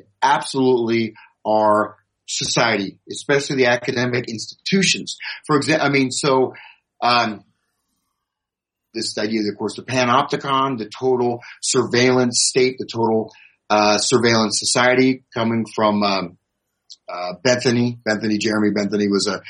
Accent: United States; I'm an American.

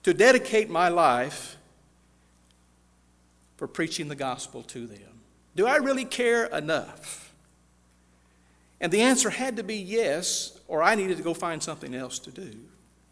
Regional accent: California, United States; I grew up in California in a little town of about 10,000

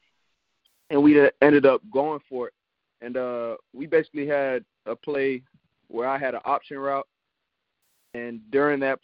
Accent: Florida, United States; I'm from Florida

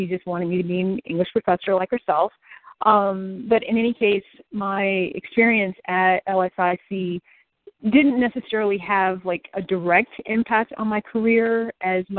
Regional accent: Detroit, Michigan, United States; moved away as an adult; also born or lived in Washington, D.C. area; now in Central Florida, United States; I'm originally from Detroit, but called the D.C. area home for about 14 years during and after my time in the Air Force until I moved to sunny Central Florida a few years ago.

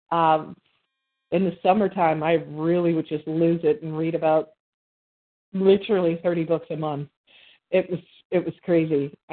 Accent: Birmingham, Alabama, United States; I was born and raised in Birmingham, Alabama.

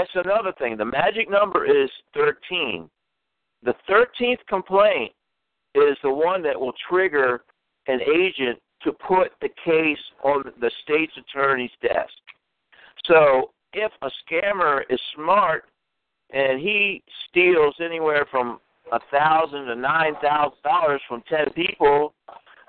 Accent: Washington, District of Columbia, United States; moved away; I'm originally from Washington, D.C.

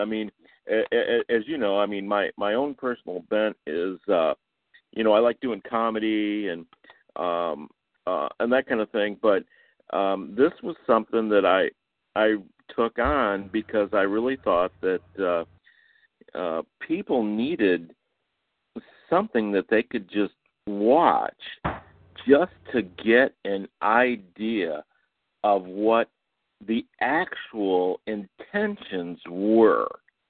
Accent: Michigan, United States; now in Houston, United States; just like you, I'm in Houston, but I'm originally from Michigan

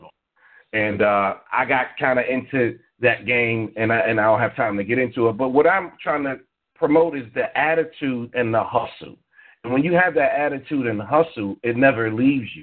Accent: New York, United States; me and you, Ravana, knew we grew up in New York

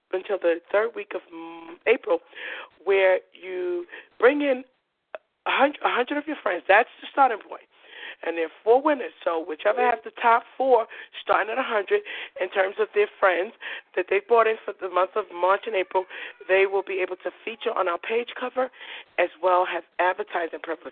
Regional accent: New York City, New York, United States; I'm from Coney Island. I was born and raised. All my brothers and sisters, even my mother, we were born in Coney Island.

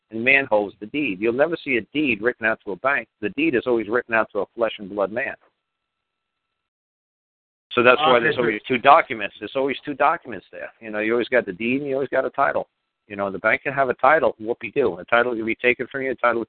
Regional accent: United States; I'm from the United States

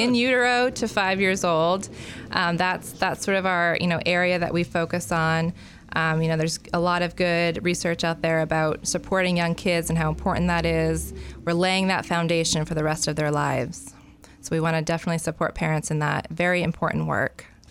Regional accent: Freeport, Maine, United States; moved away as an adult; also born or lived in Canada; I grew up in Freeport.

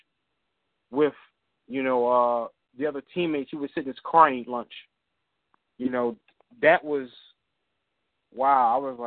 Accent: Philadelphia, Pennsylvania, United States; I'm hail from Philadelphia, PA

